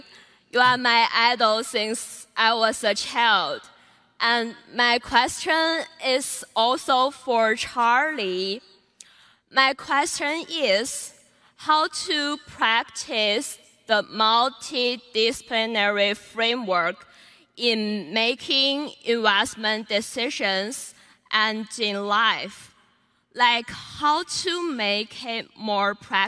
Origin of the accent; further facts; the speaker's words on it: China; now in Chicago, United States; I'm from China and now studying in the University of Chicago.